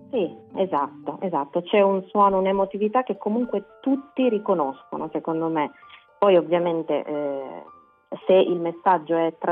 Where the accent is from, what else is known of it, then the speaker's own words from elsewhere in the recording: Pescara, Abruzzo, Italy; moved away as an adult; also born or lived in Milan; io ho vissuto 12 anni a Milano, adesso sono tornata da poco qui a Pescara